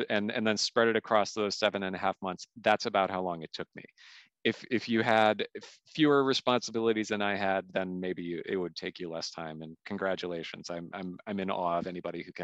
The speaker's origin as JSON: {"language": "English", "region": "Midwest", "country": "United States", "moved": "yes", "said": "we're fellow Scandinavians from the Midwest."}